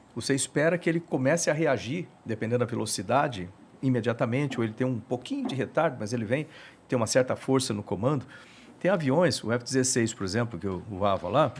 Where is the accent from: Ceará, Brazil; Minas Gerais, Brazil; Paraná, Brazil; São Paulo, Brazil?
São Paulo, Brazil; Bauru; moved away; eu sou lá de Bauru